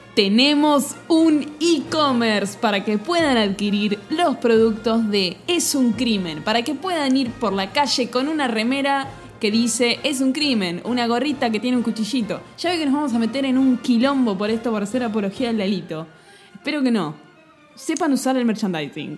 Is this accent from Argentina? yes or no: yes; Argentina; hablando así como argentino